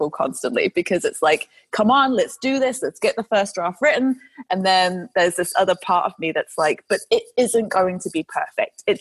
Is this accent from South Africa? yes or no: no; United Kingdom; I mean, I'm, I'm a Brit, so we are stereotypically very cynical